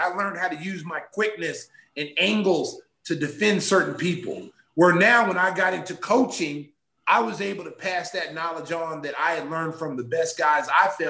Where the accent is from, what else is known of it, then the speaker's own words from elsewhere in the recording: Oklahoma, United States; just coming from the wave that I came from Oklahoma